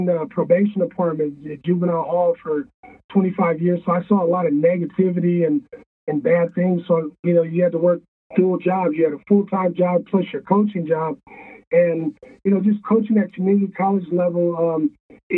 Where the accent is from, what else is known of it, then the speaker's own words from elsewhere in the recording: Oakland, California, United States; also born or lived in San Ramon, California; I was born and raised in Oakland, and then my grandparents that raised me moved out to a suburb, San Ramon. So I went to high school at California High School in San Ramon